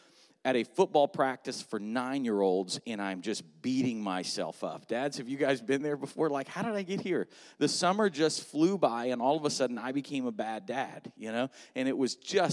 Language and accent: English; South Florida, United States; also born or lived in Atlanta, Georgia; now in Melbourne, United States; I actually grew up in South Florida